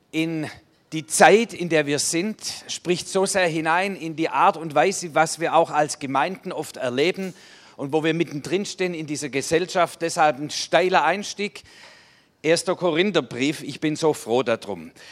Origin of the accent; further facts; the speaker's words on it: Baden-Württemberg, Germany; Und dann so eine Lebensführung, dass man sagt, das graust einem als Schwabe.